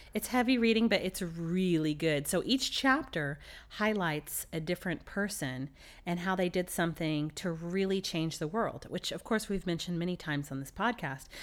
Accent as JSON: {"language": "English", "town": "Dallas", "region": "Texas", "country": "United States", "moved": "yes", "said": "I'm from Dallas, Texas"}